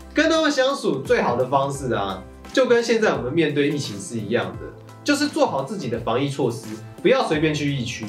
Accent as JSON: {"language": "Chinese", "country": "Taiwan", "said": "或许这才是我们台湾人更该要注意的意。"}